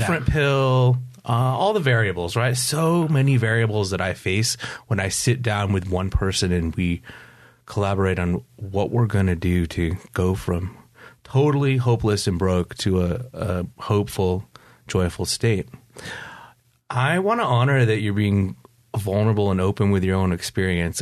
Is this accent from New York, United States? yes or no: yes; upstate New York, United States; also born or lived in Pacific Beach, San Diego; now in Poway, United States; I grew up in upstate New York